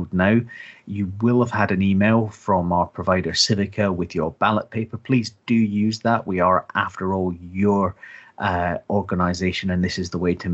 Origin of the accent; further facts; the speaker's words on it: Scotland, United Kingdom; as a Scotsman